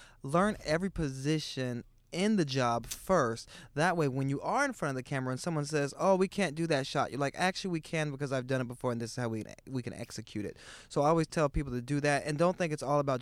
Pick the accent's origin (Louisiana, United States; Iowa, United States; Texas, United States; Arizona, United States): Iowa, United States; now in New York City, United States; I'm from Iowa